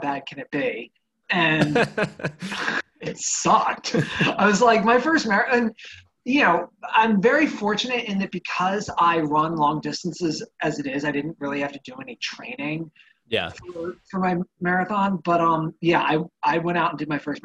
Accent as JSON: {"language": "English", "area": "Annapolis area", "region": "Maryland", "country": "United States", "tie": "born or raised there", "said": "Right here in my hometown"}